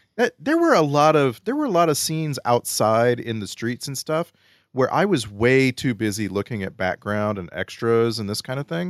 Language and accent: English; Texas, United States; moved away; I grew up in Texas